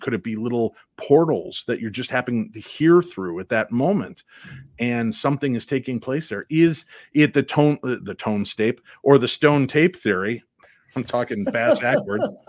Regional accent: Illinois, United States; I grew up in Illinois

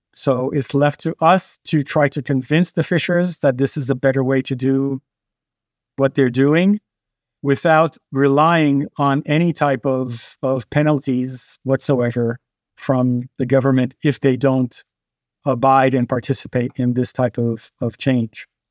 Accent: Haiti; To me, being a kid growing up in Haiti

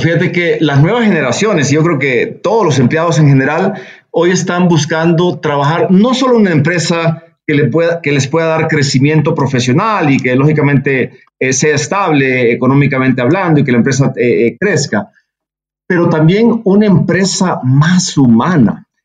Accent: El Salvador; nací en El Salvador, pero mi madre es de Monterrey

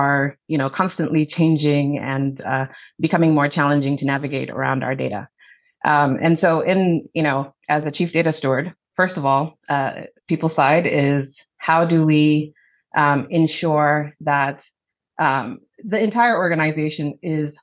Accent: Zambia; moved away as an adult; now in United States; I'm originally from Zambia. So I immigrated here in 2000 for college

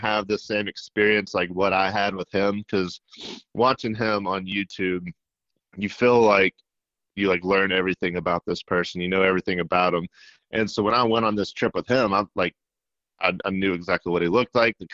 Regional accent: Middle Tennessee, United States; now in Alabama, United States; So I grew up in Middle Tennessee, and I grew up on a farm

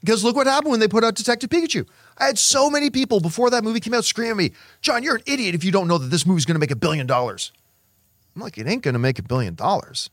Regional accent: Canada; I am Canadian

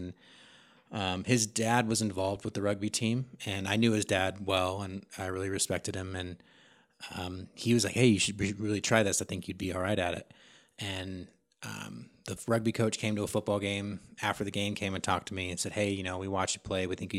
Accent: Sacramento, California, United States; So I'm from Sacramento, California. Lived there pretty much my whole life.

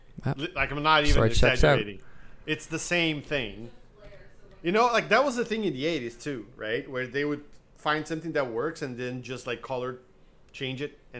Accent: Brazil; now in North America; I grew up in Brazil

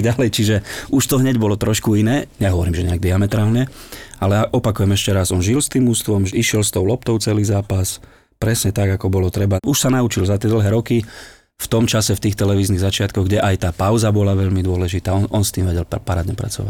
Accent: eastern Slovakia, Slovakia; also born or lived in Záhorská Bystrica, Bratislava; now in Bratislava, Slovakia; u nás na východe

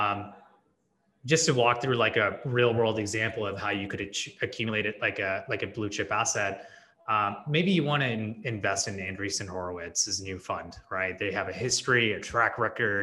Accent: Silicon Valley, California, United States; also born or lived in India; growing up in Silicon Valley

